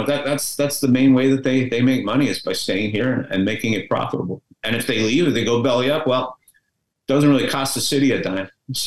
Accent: Montreal, Quebec, Canada; I mean, the one that they built in my hometown of Montreal was pretty bad.

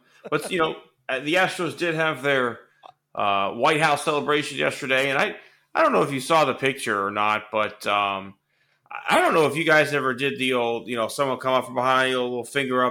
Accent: Houston, Texas, United States; I grew up in Houston, so I saw them do this my whole life.

